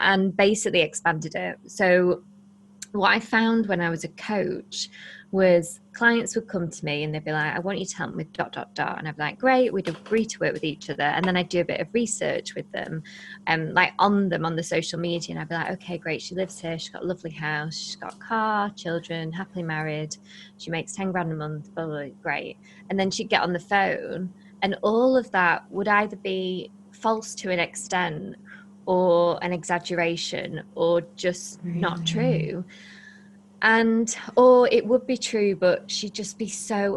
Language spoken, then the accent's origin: English; Blackpool, North West England, United Kingdom; we're from Blackpool, and Blackpool is one of the poorest parts of the UK.